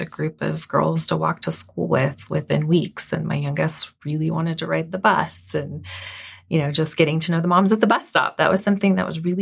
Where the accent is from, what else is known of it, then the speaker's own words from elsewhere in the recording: Southern California, United States; moved away; I was born and raised in Southern California.